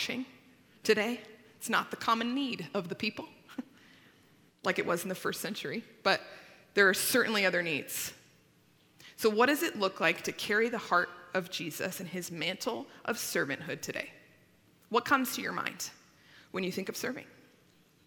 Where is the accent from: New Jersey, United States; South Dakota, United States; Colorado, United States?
Colorado, United States; Littleton; I grew up in Littleton